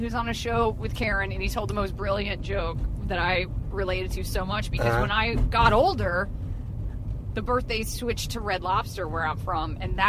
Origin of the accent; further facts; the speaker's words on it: the South, United States; I grew up in the South.